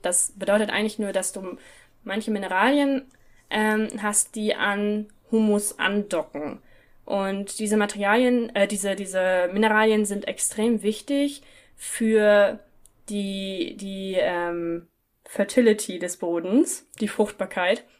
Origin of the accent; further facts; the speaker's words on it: Northern Germany, Germany; in Norddeutschland, wo ich herkomme